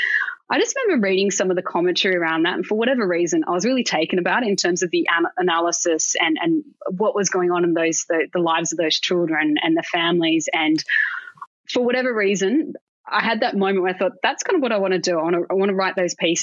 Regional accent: Sydney, New South Wales, Australia; I grew up in Sydney

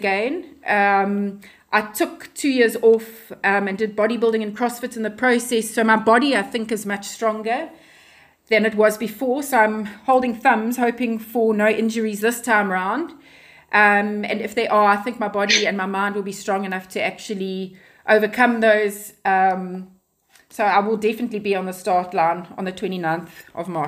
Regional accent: Pietermaritzburg, KwaZulu-Natal, South Africa; also born or lived in Durban / Ballito / Johannesburg; now in Cape Town, South Africa; I grew up in Pietermaritzburg

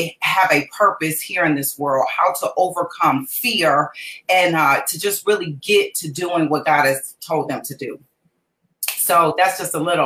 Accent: Cleveland, Ohio, United States; moved away as an adult; also born or lived in Atlanta, Georgia; I was born and raised in Cleveland, Ohio. I'm actually back in Cleveland, Ohio now. But I started my business in Atlanta, Georgia

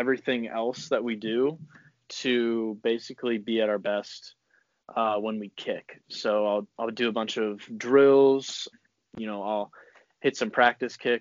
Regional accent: St. Louis, Missouri, United States; I grew up in St. Louis, Missouri

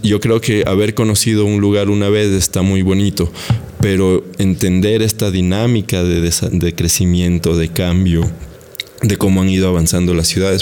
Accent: Quito, Pichincha, Ecuador; nosotros, los quiteños

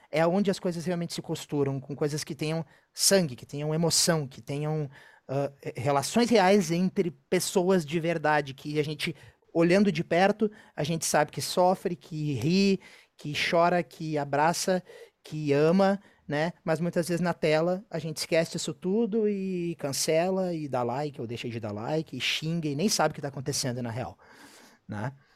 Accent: Rio Grande do Sul, Brazil; foi a primeira vez que eu saí do Rio Grande do Sul

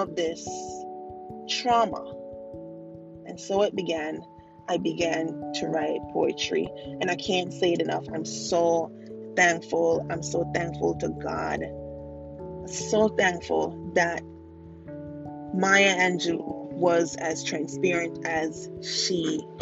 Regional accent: Jamaica; being a Jamaican child and having Jamaican parents and growing up in a Jamaican household

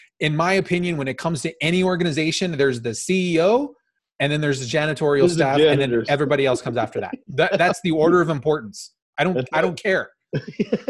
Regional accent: Phoenix, Arizona, United States; I grew up in South Phoenix in a very, very economically depressed

